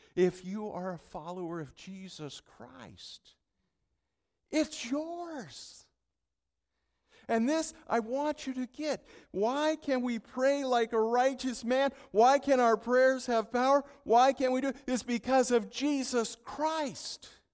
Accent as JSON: {"language": "English", "region": "California", "country": "United States", "moved": "yes", "lives_now": "Minnesota, United States", "said": "I'm from California."}